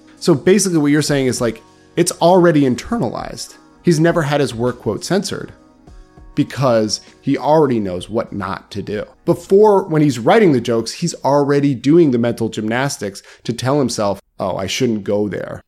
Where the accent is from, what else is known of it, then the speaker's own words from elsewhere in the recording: United States; as an American